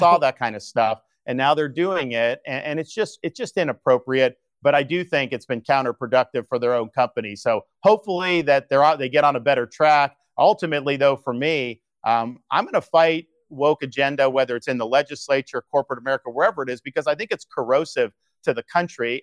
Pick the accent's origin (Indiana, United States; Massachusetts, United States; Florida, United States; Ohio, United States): Florida, United States; When I was growing up in Florida